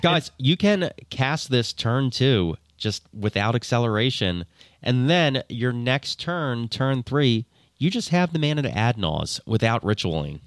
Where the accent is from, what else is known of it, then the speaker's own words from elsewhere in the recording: New Jersey, United States; I'm from New Jersey. I am blameless on any pronunciation.